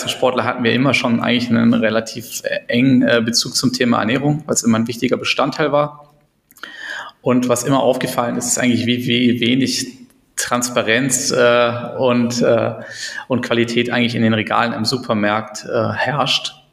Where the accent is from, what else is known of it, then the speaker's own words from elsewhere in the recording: Berlin, Germany; Genau, ansonsten komme ich aus Berlin, äh, bin gebürtiger Berliner, habe in Berlin auch studiert